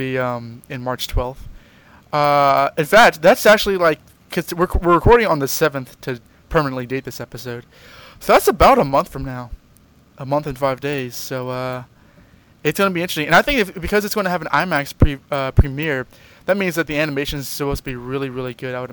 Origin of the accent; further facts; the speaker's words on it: United States; I'm American